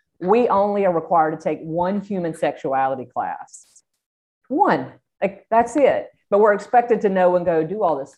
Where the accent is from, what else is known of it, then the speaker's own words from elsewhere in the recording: South Georgia, United States; accent: Georgia; I grew up in South Georgia